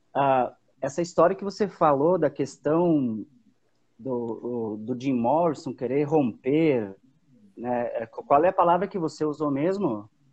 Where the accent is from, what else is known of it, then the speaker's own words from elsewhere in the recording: Antônio Prado, Rio Grande do Sul, Brazil; sou de Antônio Prado, Rio Grande do Sul